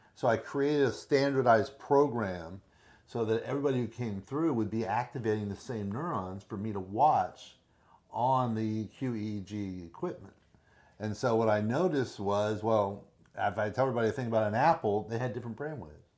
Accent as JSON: {"language": "English", "town": "Miami", "region": "Florida", "country": "United States", "tie": "born or raised there", "said": "Born and raised in Miami"}